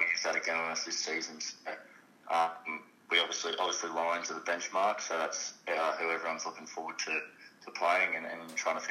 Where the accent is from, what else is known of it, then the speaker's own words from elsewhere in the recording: Stanthorpe, Queensland, Australia; moved away; going back to my hometown, Stanthorpe